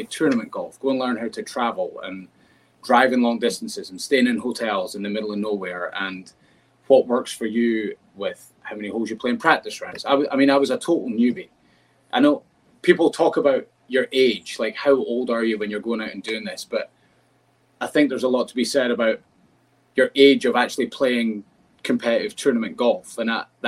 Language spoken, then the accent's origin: English; United Kingdom; now in United States; being a Brit and not growing up with baseball